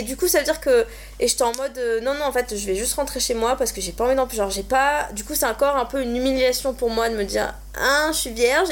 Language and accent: French; Montpellier, Occitania, France; moved away as an adult; now in Paris, France; je viens de Montpellier et je suis partie à Paris